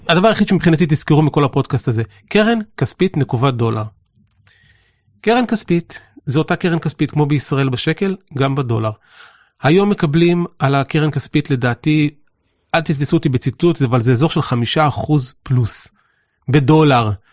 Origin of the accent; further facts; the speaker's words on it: Israel; החוויה המרכזית שלנו כישראלים היא שאנחנו חיים פה ומתפרנסים פה והכל פה